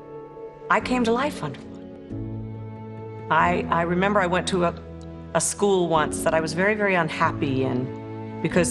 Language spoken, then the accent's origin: English; Maryland, United States; also born or lived in Paris, France; I was born in Paris, France, but I grew up in Maryland